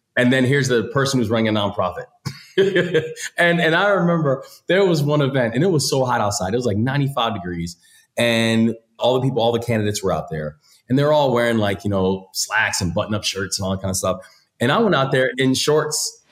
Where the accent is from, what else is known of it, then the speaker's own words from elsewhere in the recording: Maryland, United States; in my home state, I'm a third generation Marylander.